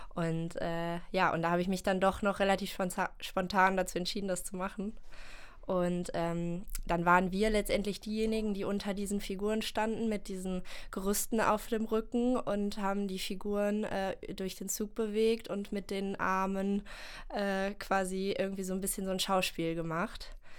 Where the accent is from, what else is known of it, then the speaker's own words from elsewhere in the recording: Germany; now in Cologne, Germany; ich komme aus der Eifel ursprünglich